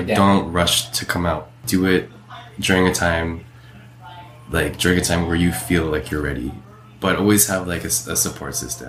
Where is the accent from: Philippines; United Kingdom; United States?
Philippines; But even then, my coming out experience as like a Filipino, because I know like Philippines is like big on that and stuff, on like Catholicism, it wasn't like that trauma, like it wasn't that bad.